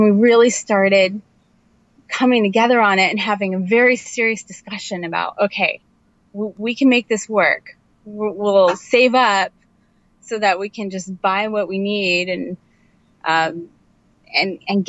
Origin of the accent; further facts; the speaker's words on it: Indiana, United States; moved away; also born or lived in New Jersey; I'm from Indiana, which is in the Midwest